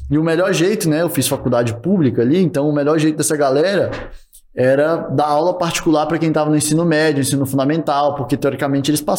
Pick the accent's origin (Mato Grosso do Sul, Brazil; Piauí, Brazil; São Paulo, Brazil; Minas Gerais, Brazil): Minas Gerais, Brazil; Sou mineiro.